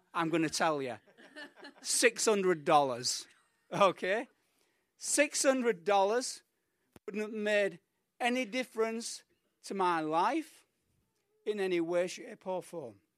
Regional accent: United Kingdom; moved away as an adult; also born or lived in Mallorca; now in Colombia; as we say in the U K

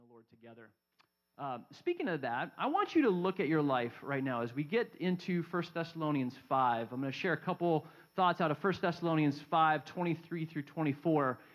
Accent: Southern California, United States; growing up in Southern California

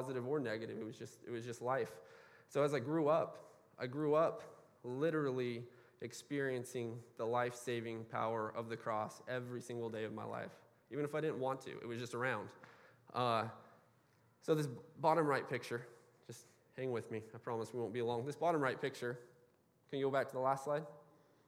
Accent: Bakersfield, California, United States; I was born and raised in Bakersfield, California

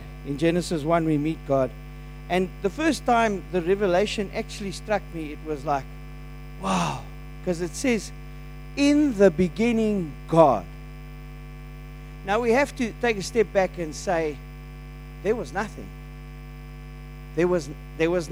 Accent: South Africa; as a South African

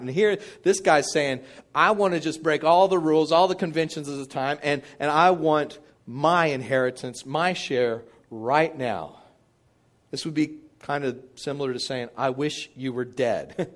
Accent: Midland, Texas, United States; I grew up in Midland, Texas

